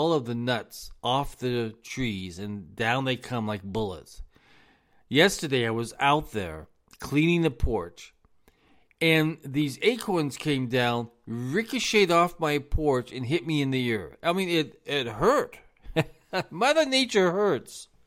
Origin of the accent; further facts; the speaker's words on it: Los Angeles, California, United States; now in US South; I come come from Los Angeles. Now, Los Angeles, we're on the move 24 hours a day, seven days a week.